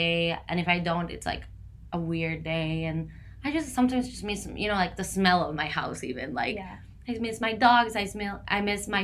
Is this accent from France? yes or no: no; San José, Costa Rica; first language Spanish; English is a second language; moved away as an adult; also born or lived in North Carolina, United States; now in New York City, United States; I grew up in San Jose, Costa Rica, which is in Central America, not an island.